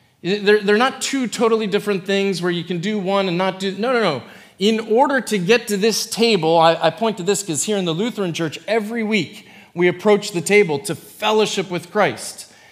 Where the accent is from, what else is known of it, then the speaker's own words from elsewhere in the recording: Indianapolis, Indiana, United States; born there; When I was young, I was born in Indianapolis, but I was born to parents who were from Philadelphia.